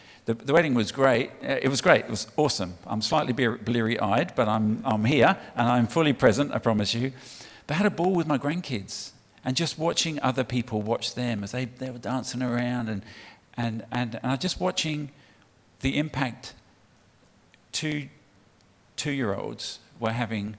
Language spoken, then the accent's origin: English; United Kingdom; moved away as an adult; now in Australia; From the UK, if you haven't picked that up from my accent already